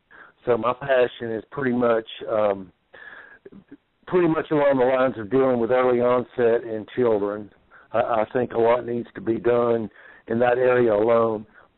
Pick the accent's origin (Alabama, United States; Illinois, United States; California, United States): Alabama, United States; Mobile; also born or lived in Texas / Arkansas / Mississippi; now in Indiana, United States; I'm originally from Mobile, Alabama, by way of Texas, Arkansas, Mississippi. Now I'm in Indiana.